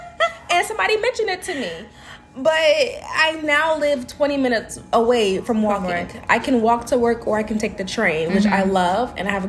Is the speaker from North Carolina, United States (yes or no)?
yes; Raleigh, North Carolina, United States; moved away as an adult; also born or lived in Virginia / Philadelphia; now in New York, United States; Well, I'm from Raleigh, North Carolina